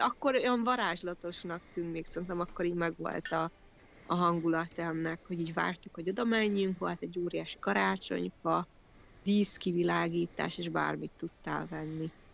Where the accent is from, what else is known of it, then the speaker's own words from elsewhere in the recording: Kazincbarcika, Borsod-Abaúj-Zemplén, Hungary; Kazincbarcikán nőttem föl